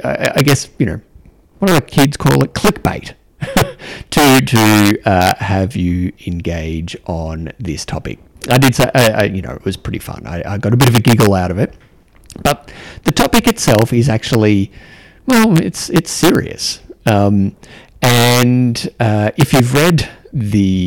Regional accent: Australia; accent: Australian; my Australian accent

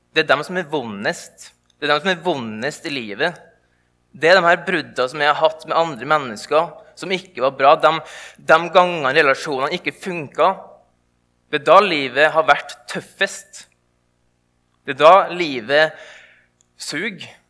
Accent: indre Nordmøre, Møre og Romsdal, Norway; der jeg kommer ifra

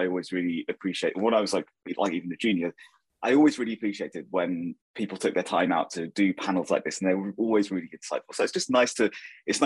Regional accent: Milton Keynes, South East England, United Kingdom; also born or lived in Northampton; So I was born in Northampton and grew up in Milton Keynes

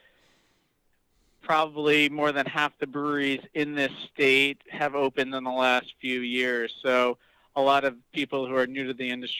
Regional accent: New York, United States; as a New Yorker

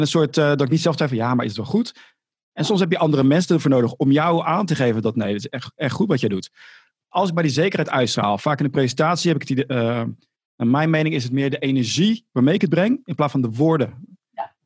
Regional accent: Rotterdam, South Holland, Netherlands; accent: Rotterdam; dat Rotterdamse accent. Maar ik heb het gewoon

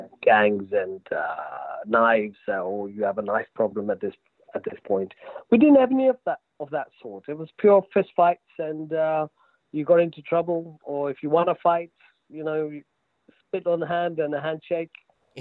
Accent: London, United Kingdom; also born or lived in Mumbai, India; I was born in East London.

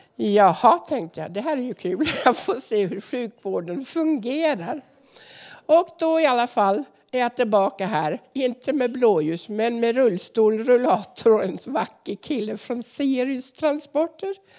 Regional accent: Norway; now in Sweden; jag är också norsk

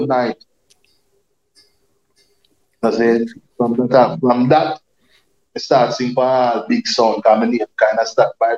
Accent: Spanish Town, Saint Catherine, Jamaica; also born or lived in Saint Mary, Jamaica; I grew up in Spanish Town, mm-hmm. you know, but I was born in St. Mary.

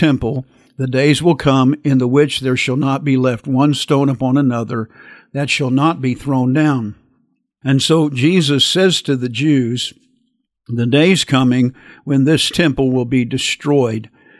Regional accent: United States; And I'm glad that I was born in America.

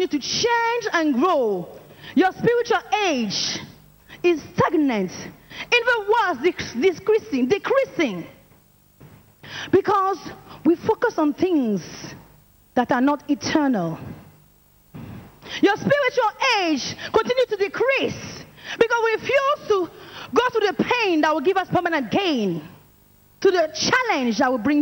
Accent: France; I'm from France, and I'm an evangelist in training

